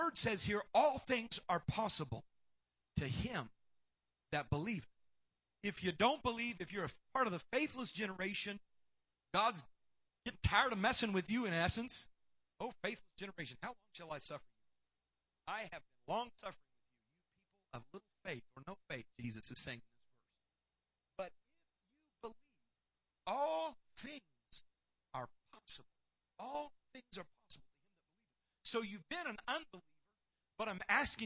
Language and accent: English; Tennessee, United States; I'm from Tennessee.